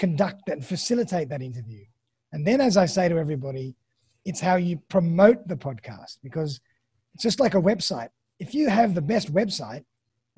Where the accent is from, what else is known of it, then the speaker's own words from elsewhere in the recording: Australia; accent: Australian; also born or lived in Sydney, Australia; my lovely Australian accent